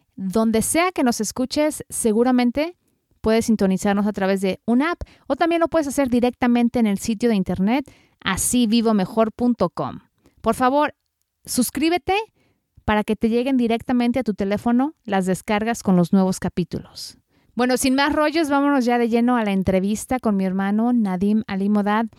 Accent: Guadalajara, Jalisco, Mexico; moved away as an adult; now in United States; nacimos, crecimos en Guadalajara, México

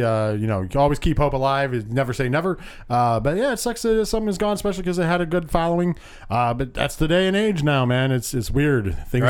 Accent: New York, United States; We're from New York.

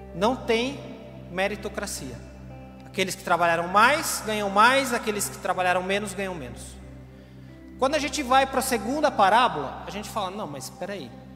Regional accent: Brazil; todos somos brasileiros

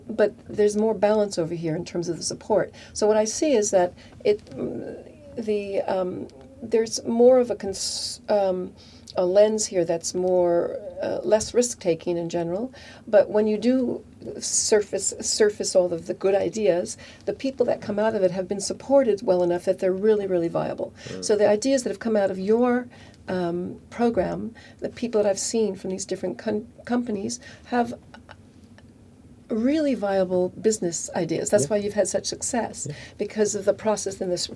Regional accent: Silicon Valley, California, United States; moved away as an adult; now in Europe; I'm from Silicon Valley originally, from California

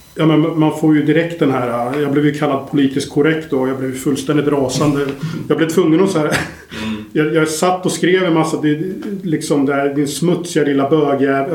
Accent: Sweden; vi är ju svenskar

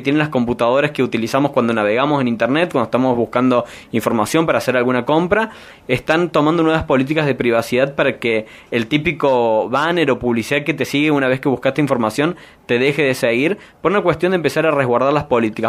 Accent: Argentina; la cantidad de personas que somos en Argentina

